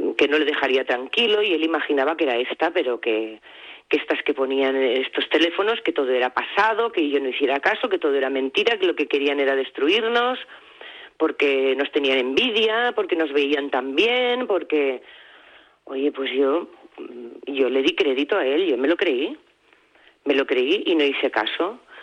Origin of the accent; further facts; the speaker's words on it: Barcelona, Catalonia, Spain; moved away as an adult; also born or lived in Palma; Nosotros somos de Barcelona, pero llevábamos muchos años viviendo fuera, viviendo en Palma